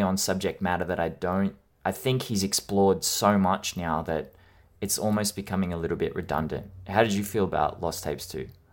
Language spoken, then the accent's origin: English; Australia; I am Australian